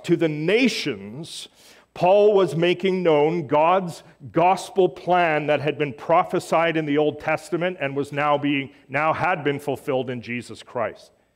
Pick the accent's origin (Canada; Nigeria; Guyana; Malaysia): Canada; I am a Canadian Gentile of Scottish Irish descent